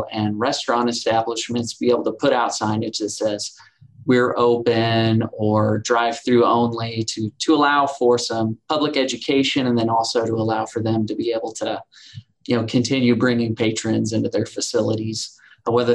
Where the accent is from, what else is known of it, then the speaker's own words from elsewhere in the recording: Southwest Missouri, United States; moved away as an adult; now in Bentonville, United States; I'm originally from Southwest Missouri, so I've been in Bentonville for 3 years as well